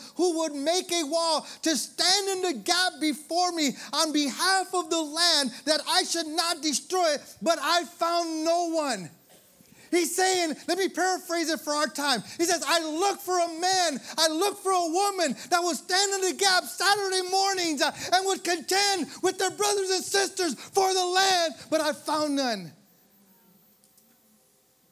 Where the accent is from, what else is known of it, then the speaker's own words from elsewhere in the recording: Michigan, United States; moved away; I'm from Michigan